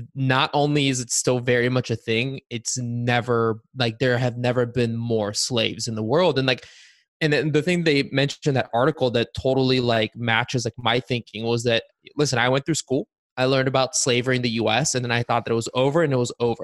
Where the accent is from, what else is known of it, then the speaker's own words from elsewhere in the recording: Bulgaria; now in United States; I was born in Bulgaria